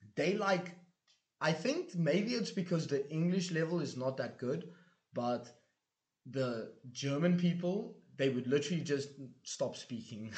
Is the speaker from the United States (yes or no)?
no; South Africa; now in Budapest, Hungary; I come from South Africa